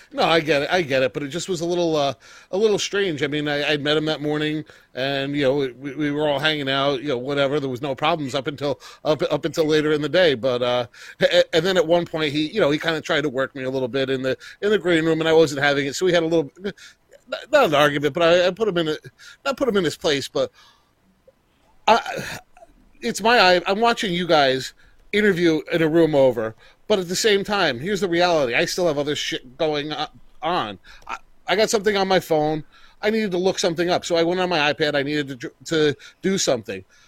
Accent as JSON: {"language": "English", "town": "Newburgh", "region": "New York", "country": "United States", "tie": "born or raised there", "said": "I'm from, uh, Orange County, Newburgh, New York"}